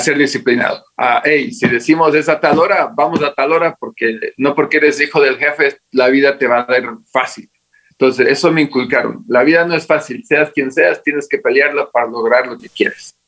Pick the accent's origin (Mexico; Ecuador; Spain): Ecuador; Latacunga, Cotopaxi; moved away as an adult; also born or lived in Maryland, United States; now in Quito, Ecuador; A la edad de dos años me trajeron obligado, no tenía voz ni voto, a la ciudad de La Tacunga. Y ahí, y ahí me crié hasta los 18